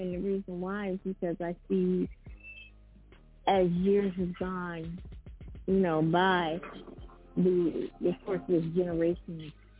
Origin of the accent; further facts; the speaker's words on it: East Coast, United States; moved away; I'm from the East Coast